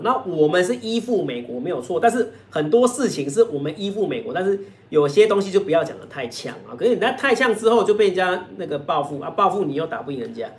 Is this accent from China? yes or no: no; Taiwan; 我们台湾这边是非常强调是要有证据啊